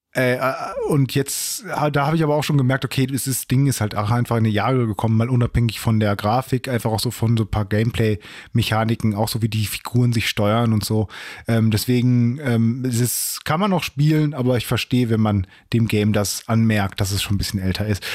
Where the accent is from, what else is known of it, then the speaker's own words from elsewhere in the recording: Germany; als, als Deutscher